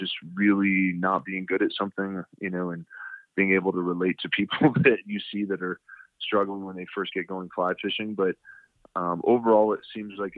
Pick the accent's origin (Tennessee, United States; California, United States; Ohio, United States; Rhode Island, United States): Ohio, United States; Cleveland; also born or lived in Michigan; now in Colorado Springs, United States; I grew up in Cleveland, Ohio